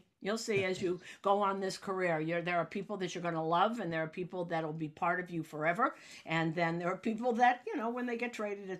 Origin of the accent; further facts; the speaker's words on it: Newton, Massachusetts, United States; moved away as an adult; now in New York, United States; But I grew up in Newton, Massachusetts, and I had my own season ticket to Fenway Park when I was 3.